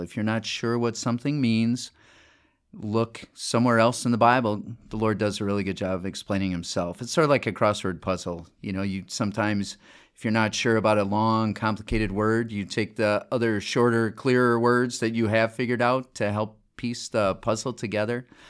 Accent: Chicago, Illinois, United States; moved away; also born or lived in Des Moines, Iowa; I'm from the Chicago area

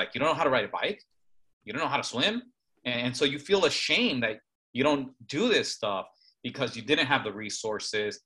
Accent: Chicago, Illinois, United States; I grew up in Chicago, very urban area where we didn't have much access to pools

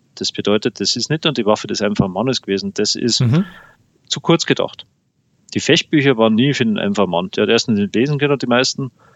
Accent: Landshut, Bavaria, Germany; meiner Heimatstadt von Landshut

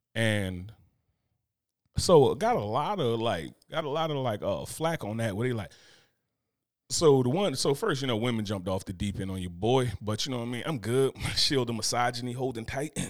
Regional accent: Newark, New Jersey, United States; I'm from Newark

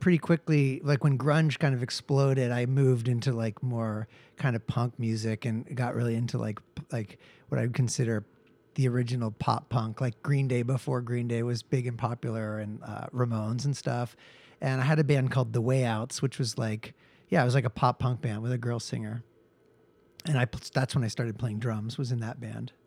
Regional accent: Seattle, Washington, United States; moved away as an adult; also born or lived in Texas; now in Los Angeles, United States; I grew up in Seattle and sort of was in bands and things like

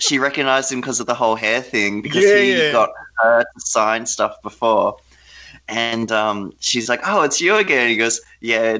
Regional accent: Australia; accent: Australian; we're from Australia

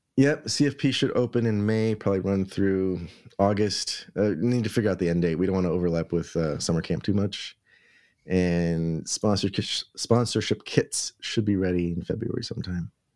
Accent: New York City, New York, United States; as a New Yorker

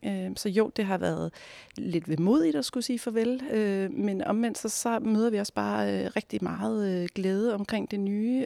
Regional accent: Næstved, Zealand, Denmark; jeg selv er barnefødt i Næstved

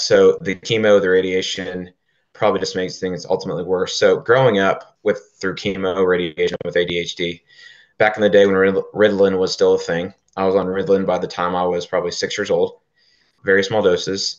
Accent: Oklahoma, United States; We're from Oklahoma, born and raised in Oklahoma

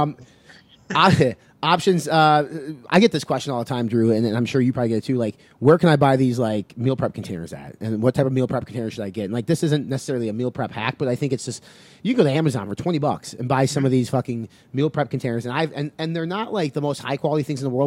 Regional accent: Midwest, United States; us growing up in the Midwest and, like, the farm communities

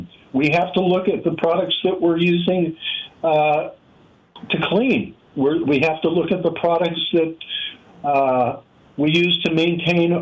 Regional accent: Pittsburgh, Pennsylvania, United States; I grew up in Pittsburgh, Pennsylvania

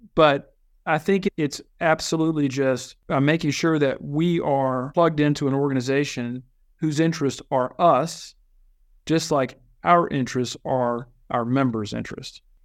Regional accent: Virginia, United States; also born or lived in Chile; But I was born in Virginia, been in Virginia all my life

